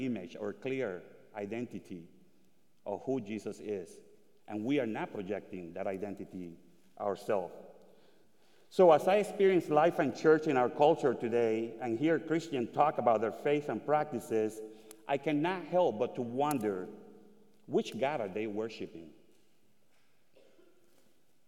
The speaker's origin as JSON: {"language": "English", "country": "Dominican Republic", "tie": "born or raised there", "also_born_or_lived": "Puerto Rico", "moved": "yes", "said": "I was born in the Dominican Republic during the USA invasion of 1965."}